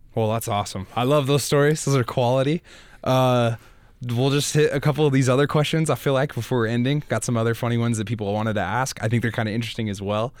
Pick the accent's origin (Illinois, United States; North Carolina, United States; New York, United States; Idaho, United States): Idaho, United States; I'm from Idaho as well